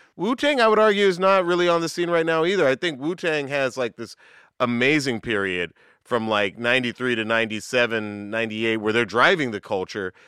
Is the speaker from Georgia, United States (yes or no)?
yes; Atlanta, Georgia, United States; I grew up in the South. I grew up in Atlanta